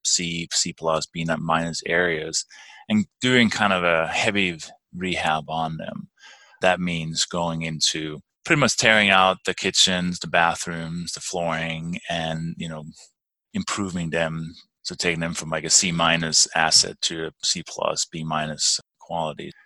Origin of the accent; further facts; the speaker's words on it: Denmark; English is a second language; moved away as an adult; also born or lived in London, England; now in Durango, United States; I was born and raised in Denmark